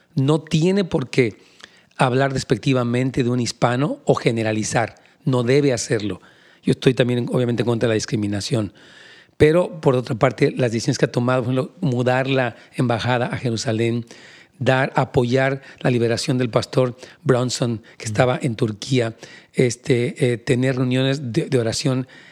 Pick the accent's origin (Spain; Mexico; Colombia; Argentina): Mexico; now in California, United States; soy mexicano